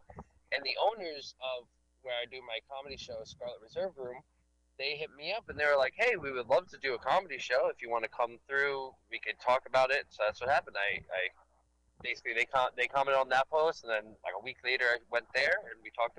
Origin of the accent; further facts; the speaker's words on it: New York City, New York, United States; I grew up in Staten Island